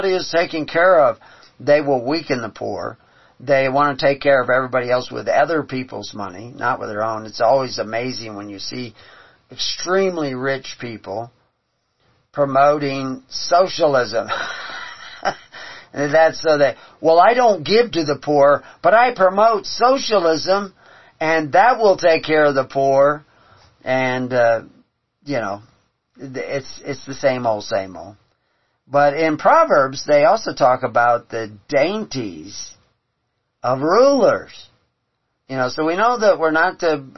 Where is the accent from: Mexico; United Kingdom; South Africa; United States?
United States; Houston, Texas; I grew up in Houston on the bayous in Texas